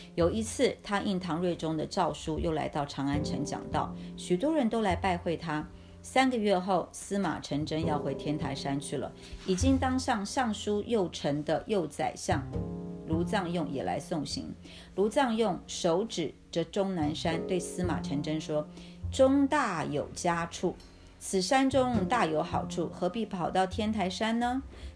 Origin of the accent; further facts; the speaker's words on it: Taiwan; 我来自台湾海岛